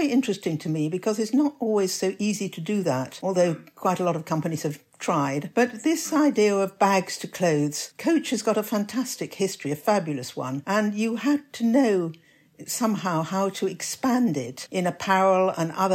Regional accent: England, United Kingdom; Perhaps being English

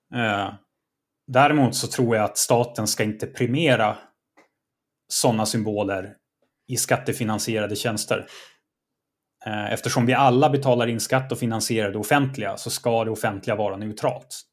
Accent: Norrland, Sweden; jag är norrlänning. Det är en del av min kultur

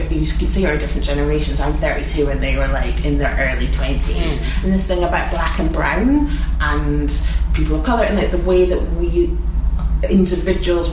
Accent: Edinburgh, Scotland, United Kingdom; I'm from Edinburgh.

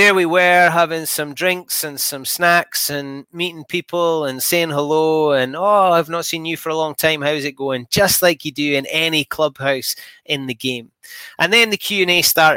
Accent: Scotland, United Kingdom; I am Scottish

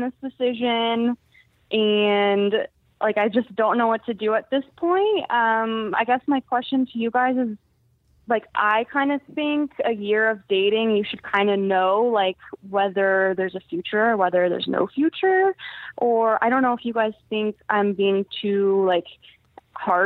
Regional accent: San Diego, California, United States; moved away as an adult; I'm from the West Coast, and that's where all my family and friends are

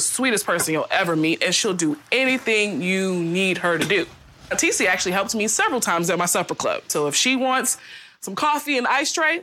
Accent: Charleston, South Carolina, United States; moved away as an adult; also born or lived in New Jersey

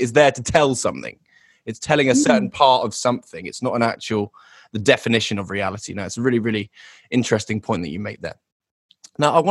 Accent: the home counties of England, South East England, United Kingdom; also born or lived in London; I was born in London and raised in kind of the home counties of England

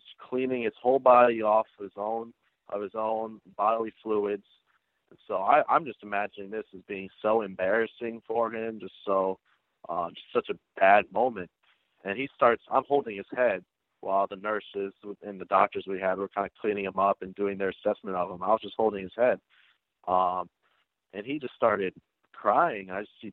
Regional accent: United States; we're from the United States

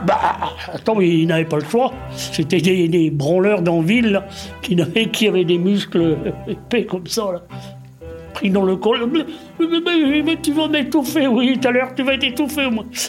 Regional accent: Brittany, France; on est breton, parce qu'on vit en Bretagne

